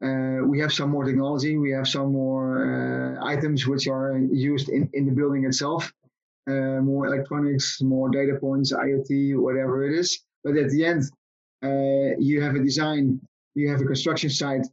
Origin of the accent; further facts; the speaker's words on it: Netherlands; I am from the Netherlands